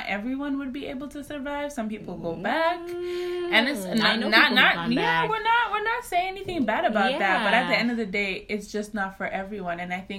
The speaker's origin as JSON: {"language": "English", "country": "South Africa", "tie": "born or raised there", "also_born_or_lived": "Zambia", "moved": "yes", "lives_now": "New York, United States", "said": "So I go born Zambia, raised South Africa."}